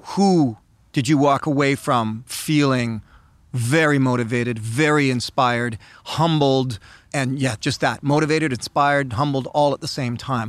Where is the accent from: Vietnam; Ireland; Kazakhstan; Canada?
Canada; I'm a Canadian